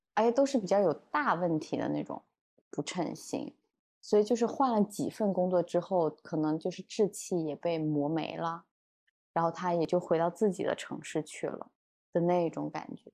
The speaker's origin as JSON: {"language": "Chinese", "town": "Hangzhou", "region": "Zhejiang", "country": "China", "moved": "as an adult", "said": "我之前作为杭州人"}